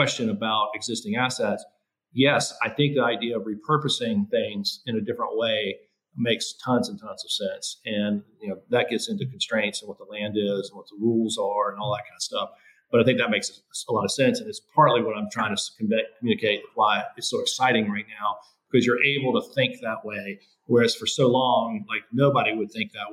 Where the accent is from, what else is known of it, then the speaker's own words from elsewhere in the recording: Greenville, South Carolina, United States; I grew up here in Greenville, South Carolina